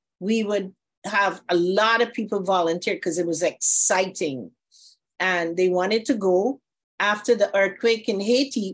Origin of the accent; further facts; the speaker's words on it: Guyana; moved away as an adult; now in Florida, United States; I'm from Guyana, South America, and I came to Florida to study opticianry